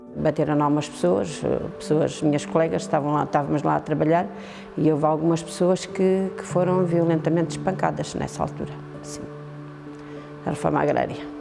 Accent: Aldeia Nova de São Bento, Alentejo, Portugal; now in Vale de Vargo, Portugal; sou natural de Aldeia Nova de São Bento e neste momento vivo em Valdevargo.

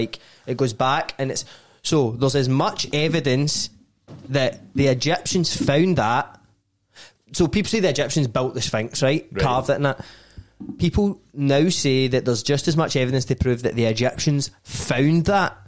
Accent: Scotland, United Kingdom

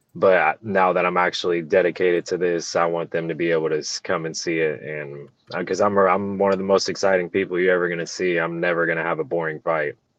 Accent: Illinois, United States; moved away as an adult; I'm originally from Illinois and I had to move back to Illinois, uh, due to I'm having another kid and that's where all my family's from.

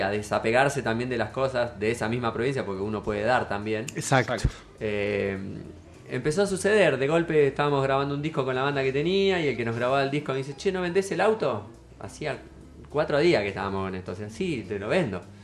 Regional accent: Mar del Plata, Buenos Aires Province, Argentina; soy de Mar del Plata, nací acá

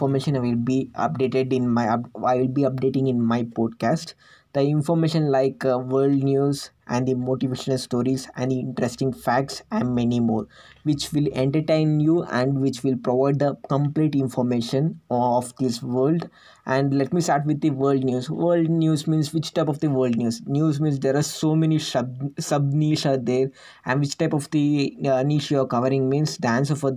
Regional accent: India; I'm from India

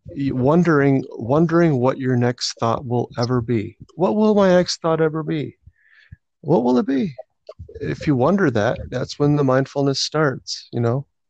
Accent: Rochester, United States; I've been living there my whole life

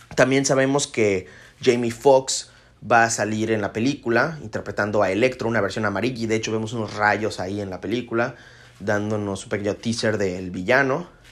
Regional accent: Mexico; yo conozco a mi gente, conozco a mi pueblo y México

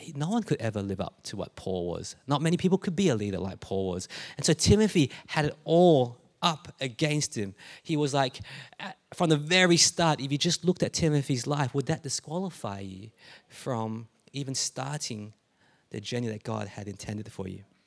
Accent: Melbourne, Victoria, Australia; also born or lived in Adelaide, Australia; I'm born in Adelaide because that's where my parents met, right? And, um, and so we moved to Melbourne and to this place when I was younger.

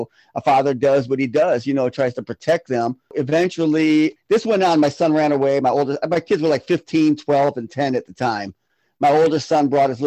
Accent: Florida, United States; now in Milwaukee, United States; I'm originally from Florida. I moved up to Milwaukee, Wisconsin in 1994

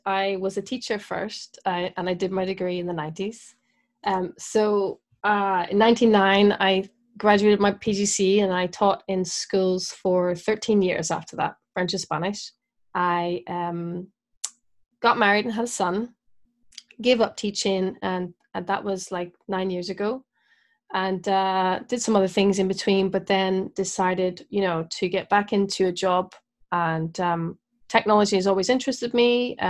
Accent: Belfast, Northern Ireland, United Kingdom; also born or lived in Scotland / Brighton / Dorset / Bristol; I am. I'm from Northern Ireland, yeah. Belfast.

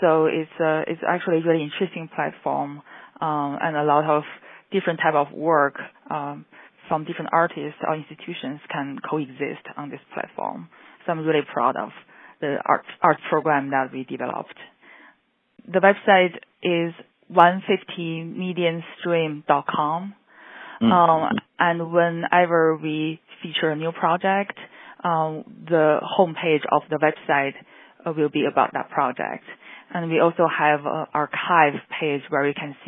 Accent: Beijing, China; moved away as an adult; now in Chicago, United States; I grew up in China

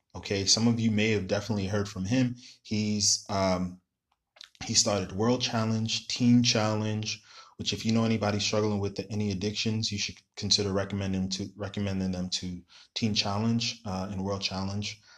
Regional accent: New York City, New York, United States; I'm from New York City

